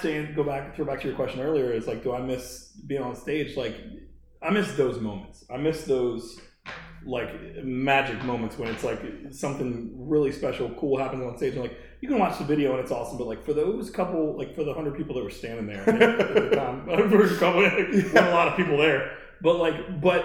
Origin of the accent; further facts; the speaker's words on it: Baltimore, Maryland, United States; I'm from Baltimore